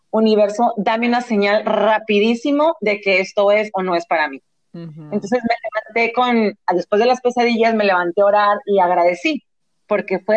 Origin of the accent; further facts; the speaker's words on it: San Diego, California, United States; born there; now in Los Angeles, United States; Nací en San Diego, como le dijiste tú, Erika. Eh, mi familia sigue allá, yo estoy en Los Ángeles, me vine a estudiar actuación